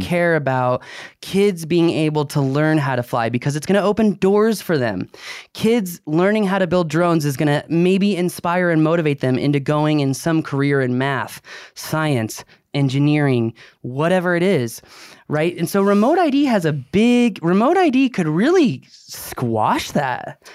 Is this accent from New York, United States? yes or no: no; Virginia, United States; I grew up in Virginia